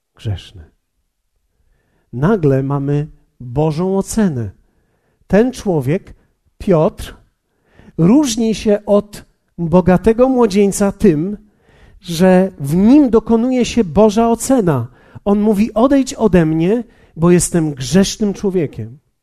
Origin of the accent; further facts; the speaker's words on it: Poland; Polacy, my jesteśmy tacy dobrzy ludzie